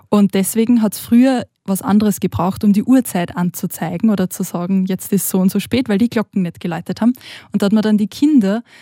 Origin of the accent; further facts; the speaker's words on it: Austria; moved away; ich bin aus Österreich.